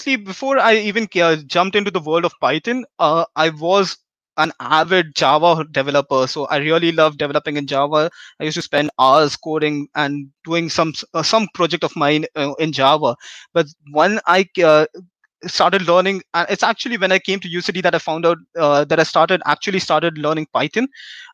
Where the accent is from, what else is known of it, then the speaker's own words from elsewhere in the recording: India; moved away as an adult; I come from India, and I've been here for the last 3 years.